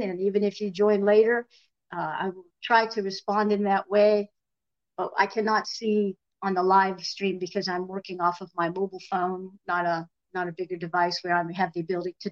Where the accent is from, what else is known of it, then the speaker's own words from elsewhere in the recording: Erie, Pennsylvania, United States; I am back in the land where I was born and raised in the Erie, Pennsylvania